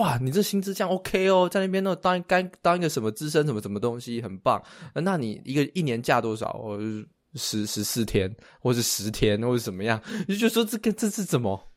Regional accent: Taiwan; moved away as an adult; now in United States; 我们台湾人，在台湾工作的人啊， 我以前在台湾工作

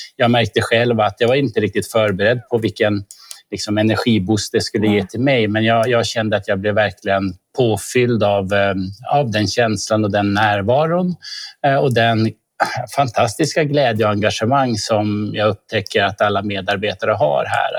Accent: Norrbotten County, Sweden; now in Stockholm, Sweden; Jag är norrbottning som du Lisbeth.

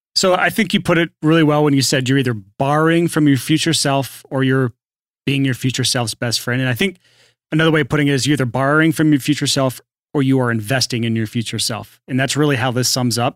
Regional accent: the South, United States; I'm from the South

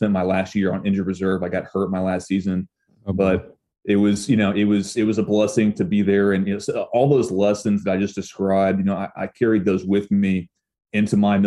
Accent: Little Rock, Arkansas, United States; I was raised here in Little Rock, Arkansas. Born and raised

